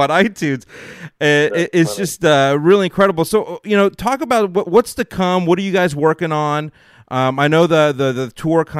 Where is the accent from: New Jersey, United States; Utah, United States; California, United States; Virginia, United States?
California, United States; Los Angeles; I'm in Los Angeles. I grew up. I was born right here